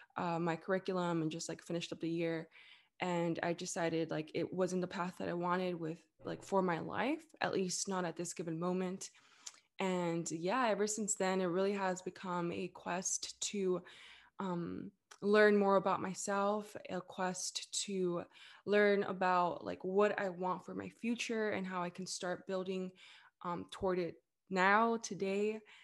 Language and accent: English; Los Angeles, California, United States; also born or lived in Orange County; I was born and raised in the Greater Los Angeles area, so actually, I was born in East L